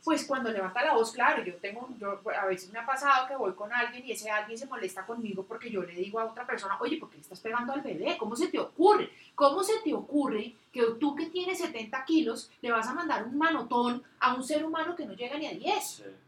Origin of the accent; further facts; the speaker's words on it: Bogotá, Colombia; yo soy una bogotana de 43 años